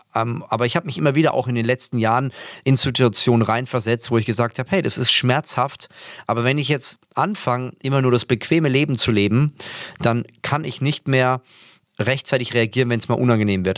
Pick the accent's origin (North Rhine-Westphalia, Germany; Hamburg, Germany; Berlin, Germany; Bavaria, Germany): Bavaria, Germany; Würzburg; ich komme ja aus Würzburg